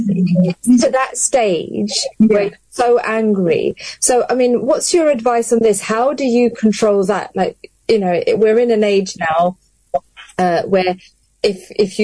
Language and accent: English; London, United Kingdom; now in Luton, United Kingdom; I grew up born and bred in London and then came to Luton.